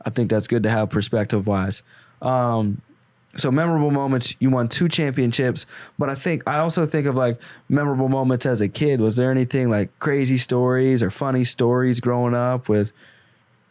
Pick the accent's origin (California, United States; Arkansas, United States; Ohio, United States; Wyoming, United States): Arkansas, United States; I grew up in Arkansas